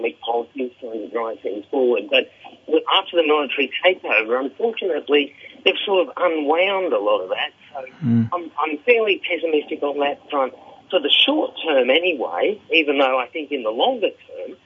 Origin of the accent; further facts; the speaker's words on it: Australia; being Australian, being a fairly prominent foreigner there